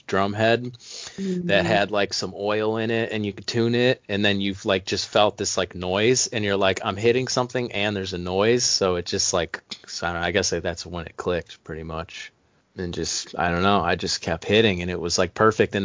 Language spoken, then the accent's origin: English; Cleveland, Ohio, United States; I'm a male from Cleveland, Ohio